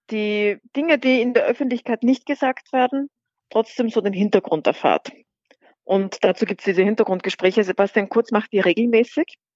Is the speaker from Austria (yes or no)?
yes; Austria; hat der Kanzler bei uns in Österreich keine Richtlinienkompetenz.